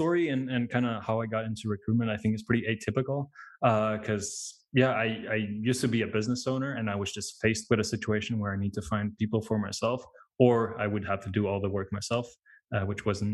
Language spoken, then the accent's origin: English; Latvia; now in United Kingdom; I'm originally from Latvia. It's a small country in Eastern Europe